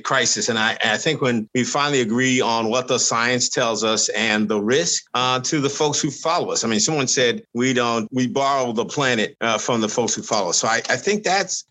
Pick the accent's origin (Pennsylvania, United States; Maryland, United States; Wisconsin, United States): Pennsylvania, United States; Philadelphia; growing up in Philadelphia